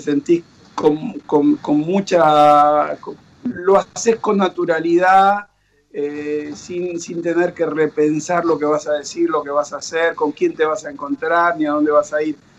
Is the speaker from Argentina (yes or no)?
yes; Buenos Aires, Argentina; moved away as an adult; now in Miami, United States; nosotros somos los argentinos, somos muy tangueros